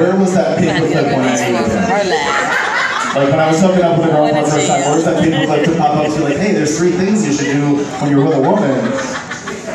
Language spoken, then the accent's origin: English; Midwest, United States; I grew up in a pretty like strict Christian household in the Midwest